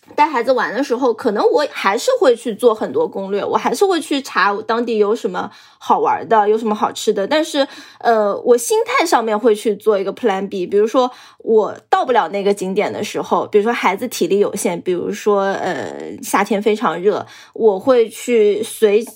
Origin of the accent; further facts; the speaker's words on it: Zhejiang, China; 我们浙江人